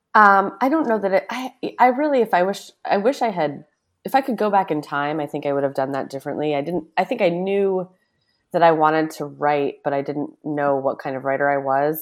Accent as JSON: {"language": "English", "town": "Newburyport", "region": "Massachusetts", "country": "United States", "tie": "born or raised there", "also_born_or_lived": "New York City / Brooklyn", "moved": "as an adult", "lives_now": "East Hampton, United States", "said": "I grew up in a small town called Newburyport. It used to be Massachusetts' smallest actual city"}